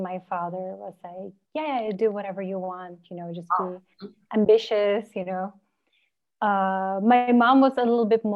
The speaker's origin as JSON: {"language": "English", "country": "Norway", "tie": "born or raised there", "said": "I grew up in Norway."}